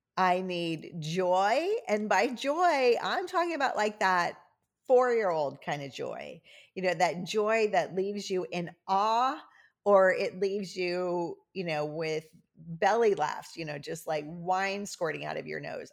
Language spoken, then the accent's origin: English; Cajun, Louisiana, United States; I'm Cajun